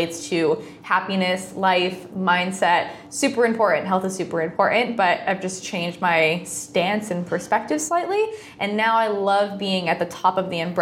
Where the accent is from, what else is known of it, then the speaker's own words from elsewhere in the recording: Rhode Island, United States; moved away as an adult; also born or lived in Los Angeles; I'm from Rhode Island, small state.